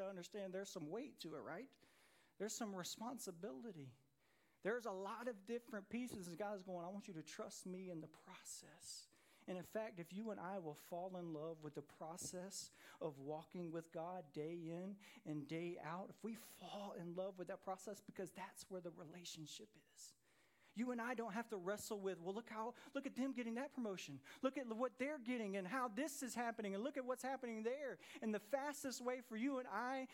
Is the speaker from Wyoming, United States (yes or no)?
no; Jonesboro, Georgia, United States; I grew up in Jonesboro, Georgia, on the south side of Atlanta